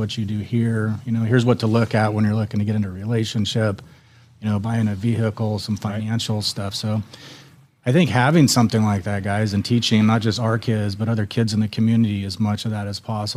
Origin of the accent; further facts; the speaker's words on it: Central Point, Oregon, United States; moved away as an adult; also born or lived in Las Vegas, Nevada; I grew up in Oregon